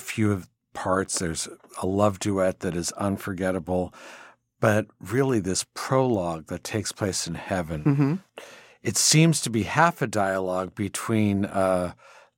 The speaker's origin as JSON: {"language": "English", "region": "California", "country": "United States", "said": "I'm from California"}